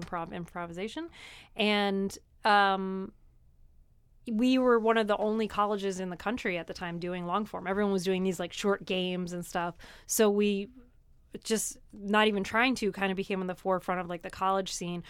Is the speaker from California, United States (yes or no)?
no; New Jersey, United States; moved away; I am from New Jersey